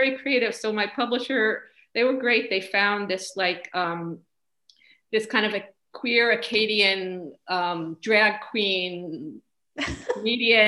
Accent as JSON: {"language": "English", "region": "New York", "country": "United States", "moved": "as an adult", "lives_now": "Montreal, Canada", "said": "I'm from New York"}